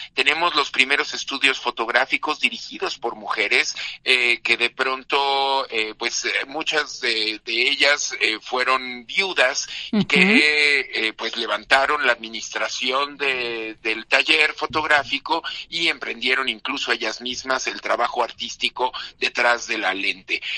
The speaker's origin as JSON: {"language": "Spanish", "country": "Mexico", "said": "nuestra, pues digamos, identidad mexicana, entendernos como mexicanos"}